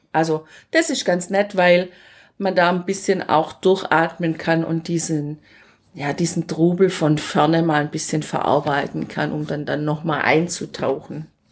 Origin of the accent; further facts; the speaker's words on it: Germany; zu Hause in Deutschland